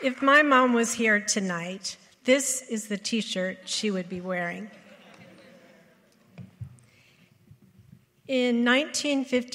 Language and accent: English; Compton, California, United States; I grew up in Compton, California